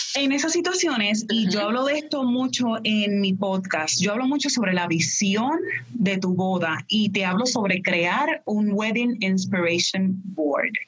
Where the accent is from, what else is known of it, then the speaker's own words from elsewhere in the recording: Puerto Rico; moved away as an adult; yo soy de Puerto Rico. Ya luego me mudo para acá